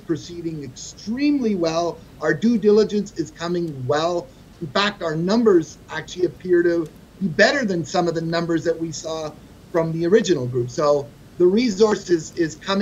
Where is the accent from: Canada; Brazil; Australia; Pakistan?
Canada; now in United States; I'm a Canadian